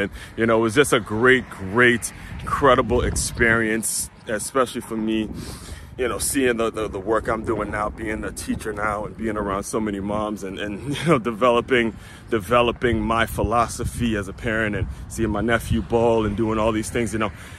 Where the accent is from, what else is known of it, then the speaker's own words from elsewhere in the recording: Maryland, United States; because I grew up in Maryland. So my hometown team is the Washington Wizards